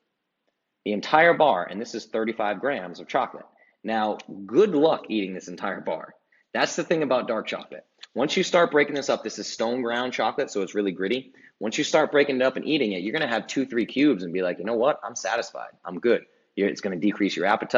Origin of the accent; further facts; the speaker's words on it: Rhode Island, United States; where I grew up in Rhode Island